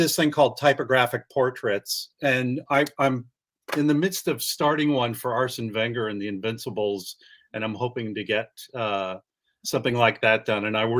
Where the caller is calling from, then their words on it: California, United States; San Francisco Bay Area. Yeah.